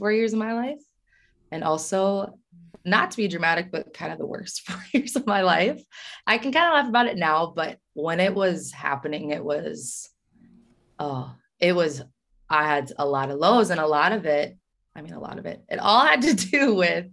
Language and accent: English; Kansas, United States; moved away as an adult; also born or lived in Oklahoma City, Oklahoma; now in Minnesota, United States; I'm from Kansas, born and raised